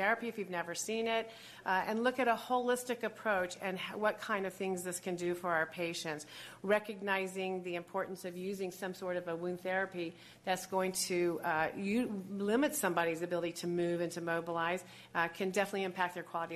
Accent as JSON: {"language": "English", "town": "Buffalo", "region": "New York", "country": "United States", "said": "I hail from Buffalo, New York."}